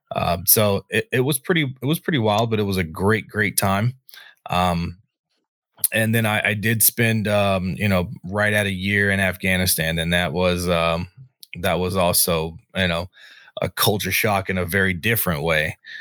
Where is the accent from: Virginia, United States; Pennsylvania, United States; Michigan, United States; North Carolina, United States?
North Carolina, United States; moved away as an adult; now in Antelope Valley, United States; I was born and raised in North Carolina